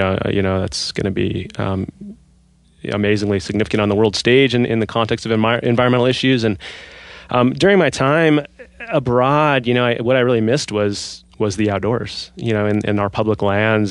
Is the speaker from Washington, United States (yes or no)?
yes; Seattle, Washington, United States; moved away as an adult; I grew up in Seattle